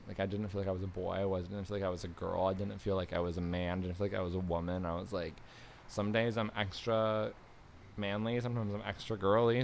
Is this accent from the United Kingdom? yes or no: no; Niagara Falls, Ontario, Canada; moved away; I was born in Niagara Falls, Canada